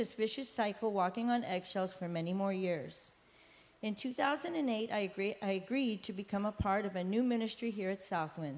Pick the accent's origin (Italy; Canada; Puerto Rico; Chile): Puerto Rico; also born or lived in San Francisco, California, United States; I was born in San Francisco, and at the age of 8, my mother and father got divorced, forcing me to move with my mother and siblings to Puerto Rico.